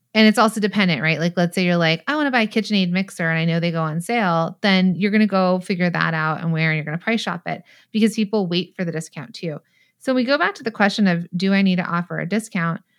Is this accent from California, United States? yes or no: yes; San Bernardino Valley, California, United States; I'm from the San Bernardino Valley. I'm a Valley girl, mall rat